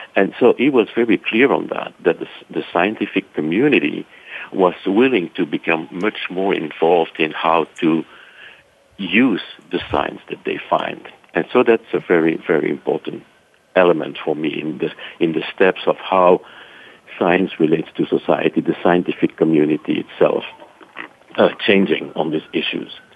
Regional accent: Brussels, Brussels-Capital Region, Belgium; moved away; my accent is not really from Texas, so I'm originally from Brussels, Belgium.

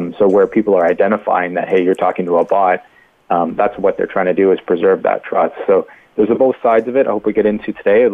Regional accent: Canada; Yeah, well, I'm Canadian

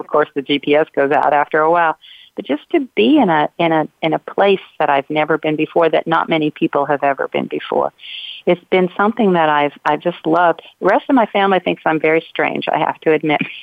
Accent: Ohio, United States; moved away; I grew up in Ohio in a in a very white bread community

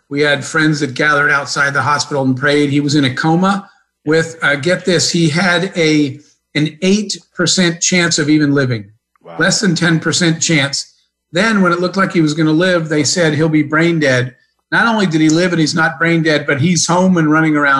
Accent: Arizona, United States; I grew up in Arizona in kind of small town, middle of nowhere in the desert

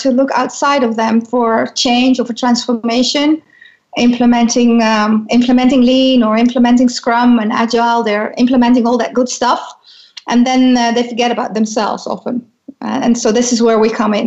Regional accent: Netherlands; growing up in the Netherlands is like growing up in a very, I think, safe and tolerant space

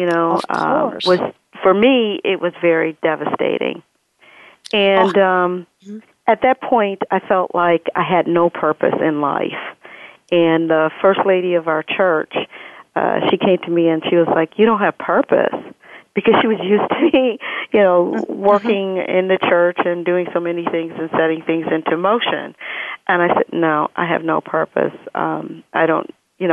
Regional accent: Joliet, Illinois, United States; I was born and raised in Joliet, Illinois, right outside of Chicago

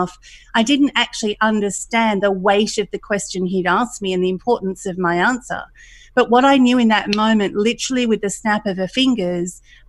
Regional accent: country Victoria, Australia; also born or lived in Thailand / Middle East / Queensland; I was growing up in a country environment in Australia

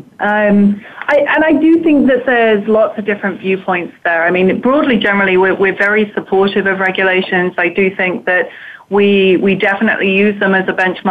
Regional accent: United Kingdom; moved away as an adult; now in United States; I'm clearly from Europe. I'm very British. I lived there for a good 30 years.

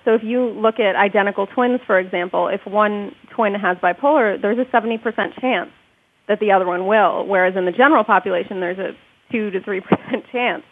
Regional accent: United States; the reason they came to this country um, was so that we could be born here and have all the privileges of being American citizens

